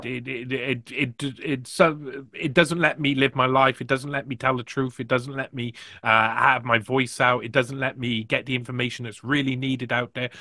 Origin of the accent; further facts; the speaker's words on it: United Kingdom; I'm from Britain